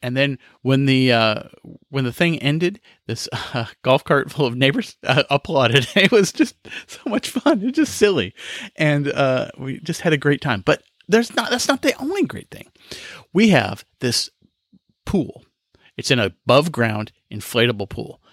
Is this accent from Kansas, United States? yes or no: yes; Kansas, United States; now in South Carolina, United States; I grew up in Kansas where we had five days of fireworks